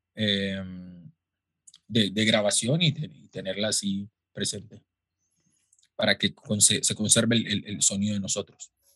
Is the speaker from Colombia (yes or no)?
yes; Quibdó, Chocó, Colombia; crecí en Quibdó, la capital del Chocó